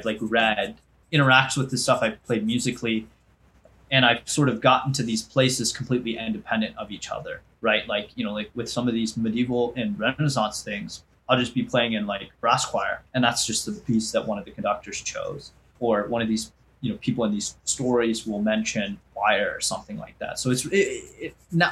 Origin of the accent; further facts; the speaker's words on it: United States; as an Indian American